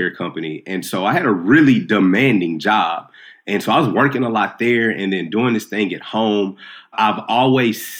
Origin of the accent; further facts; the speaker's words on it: Nashville, Tennessee, United States; I'm from North Nashville. I didn't grow up with a lot of money at all